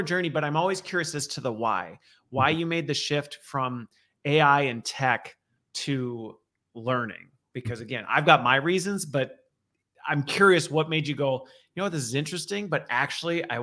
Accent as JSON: {"language": "English", "town": "Loveland", "region": "Colorado", "country": "United States", "tie": "born or raised there", "moved": "yes", "lives_now": "Midwest, United States", "said": "born in Loveland. Actually, birthed technically. Okay. And then grew up in Loveland."}